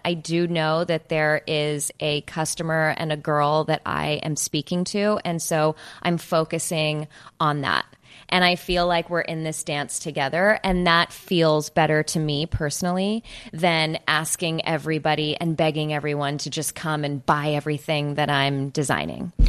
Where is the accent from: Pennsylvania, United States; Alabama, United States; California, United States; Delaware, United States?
California, United States; Los Angeles; I am from California